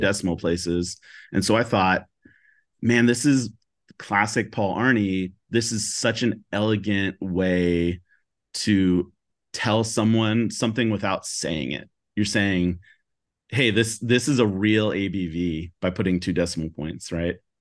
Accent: Seattle, Washington, United States; also born or lived in California; I'm from Seattle, like, born and raised

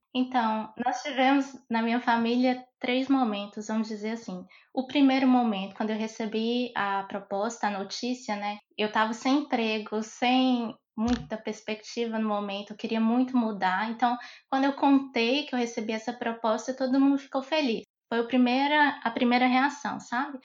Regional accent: Montes Claros, Minas Gerais, Brazil; eu sou de Montes Claros, Minas Gerais

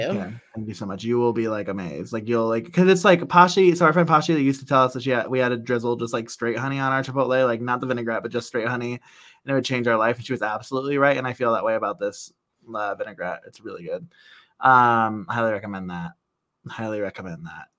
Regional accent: Central Ohio, United States; we're from Central Ohio

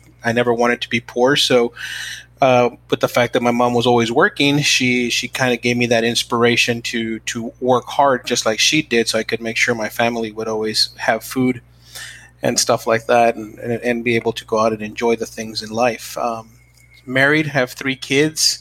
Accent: El Paso, Texas, United States; I was born in El Paso, Texas, in the United States

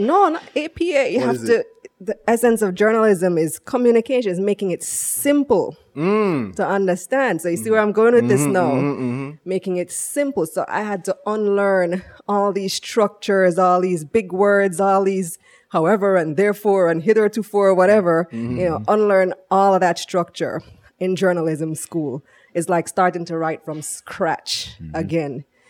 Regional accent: Belmopan, Cayo District, Belize; moved away as an adult; also born or lived in New York, United States; now in Jamaica; I'm from Belize. Mm-hmm. And that's where I grew up.

